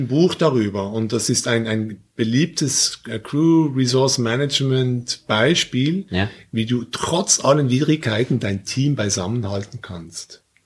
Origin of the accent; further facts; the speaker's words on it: Basel, Basel-Stadt, Switzerland; Ihr fliegt jetzt in meine Heimatstadt